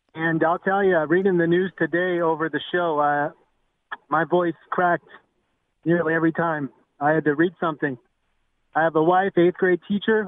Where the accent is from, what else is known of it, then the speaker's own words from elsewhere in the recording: Ventura, California, United States; now in Utah, United States; I grew up in Ventura, California.